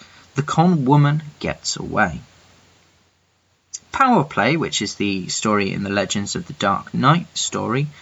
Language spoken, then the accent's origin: English; England, United Kingdom; I'm that English guy